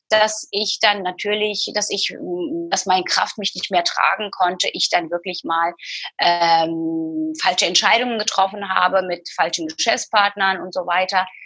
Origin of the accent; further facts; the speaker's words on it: Istanbul, Turkey; Ich habe Freunde, die sind äh, in Istanbul. Ich bin in Istanbul geboren und aufgewachsen. Meine wahre Freunde, so richtige Freunde, die, die leben in der, in der Türkei, in Istanbul.